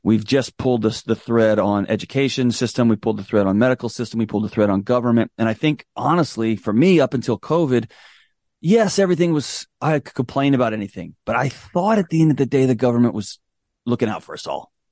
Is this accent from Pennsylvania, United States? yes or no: no; Houston, Texas, United States; moved away as an adult; now in Nashville, United States; I was born and raised in Houston, Texas. I spent all my life in Texas till I moved out here